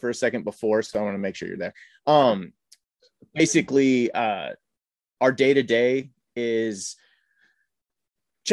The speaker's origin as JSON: {"language": "English", "region": "Northern California", "country": "United States", "tie": "born or raised there", "also_born_or_lived": "Northern Illinois", "said": "I'm from Northern California, from Northern Illinois, kind of moved around as a kid a little bit, and grew up in Northern California in a farm town"}